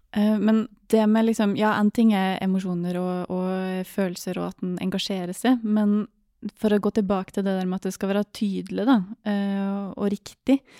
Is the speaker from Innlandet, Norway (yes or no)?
yes; Gudbrandsdalen, Innlandet, Norway; der jeg kommer fra